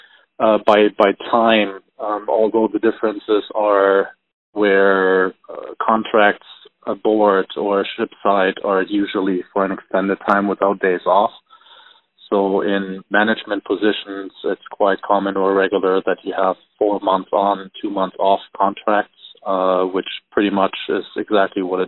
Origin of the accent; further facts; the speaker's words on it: Germany; moved away; I am originally from Germany